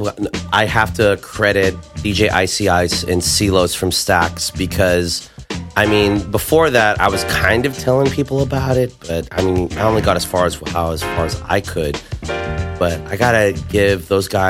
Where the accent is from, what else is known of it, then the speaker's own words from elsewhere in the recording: Cerritos, California, United States; I'm from Cerritos